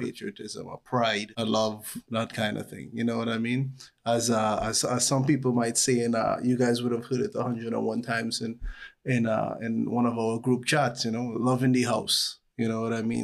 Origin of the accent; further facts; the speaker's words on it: Trinidad & Tobago; growing up in Trinidad